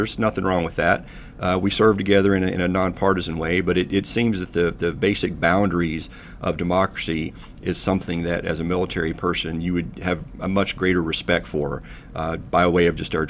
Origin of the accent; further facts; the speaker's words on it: eastern Kentucky, United States; my hometown here in a little bitty town in eastern Kentucky